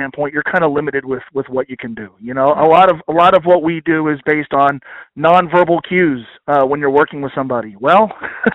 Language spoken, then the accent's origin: English; Northern Kentucky, United States; also born or lived in New Jersey; born in Northern Kentucky. Mm-hmm. We moved to New Jersey. We come back